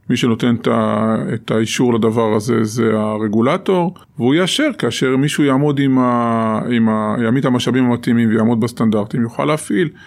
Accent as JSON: {"language": "Hebrew", "region": "Northern District", "country": "Israel", "said": "אני זוכר שבזמנו כצפוני"}